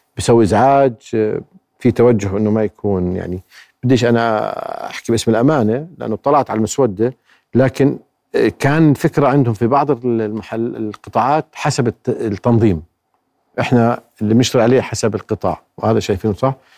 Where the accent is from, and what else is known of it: Jordan